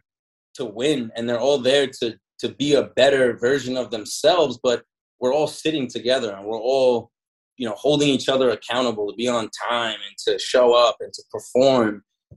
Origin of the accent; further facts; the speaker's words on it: Long Island, New York, United States; growing up in Long Island, it's a huge melting pot.